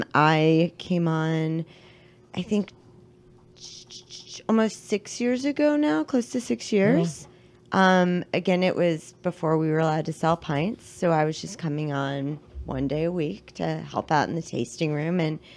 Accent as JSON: {"language": "English", "town": "Great Falls", "region": "Virginia", "country": "United States", "tie": "born or raised there", "moved": "as an adult", "lives_now": "Washington, D.C., United States", "said": "I grew up in Northern Virginia, beautiful Great Falls, Virginia. And I've been living in D.C. for, I think, 14 years, 15 years, something like that."}